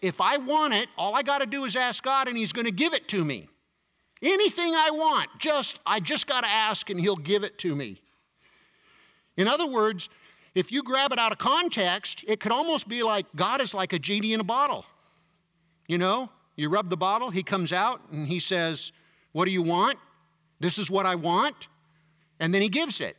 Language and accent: English; United States